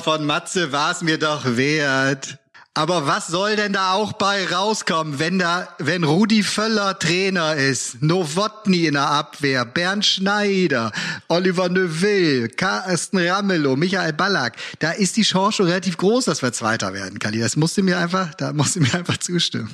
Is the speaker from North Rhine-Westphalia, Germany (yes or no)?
yes; Cologne, North Rhine-Westphalia, Germany; als Kölner